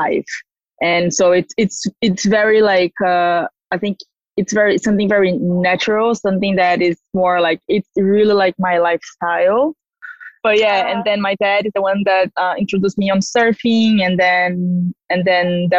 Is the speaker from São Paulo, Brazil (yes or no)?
yes; Ubatuba, São Paulo, Brazil; I'm from Brazil and I grew up in a surfing town called Ubatuba. It's the north coast of São Paulo.